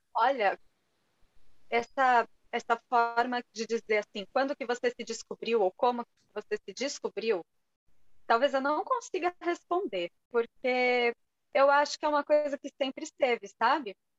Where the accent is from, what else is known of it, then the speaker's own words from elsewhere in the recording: São Paulo, Brazil; also born or lived in Portugal; Eu sou de São Paulo